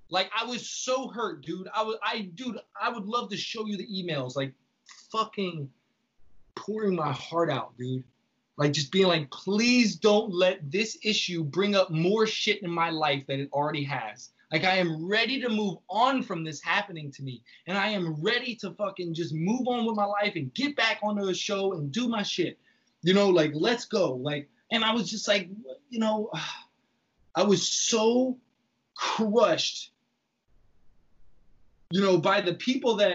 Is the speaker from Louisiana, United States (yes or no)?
yes; Lake Charles, Louisiana, United States; moved away as an adult; also born or lived in New Orleans; now in New York, United States; Lake Charles was like my backpacking trip in my hometown